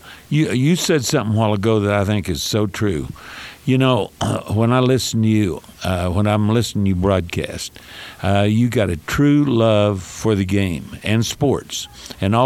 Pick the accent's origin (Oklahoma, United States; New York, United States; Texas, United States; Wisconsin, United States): Oklahoma, United States; now in El Paso, United States; I'm from Oklahoma originally, and I come out here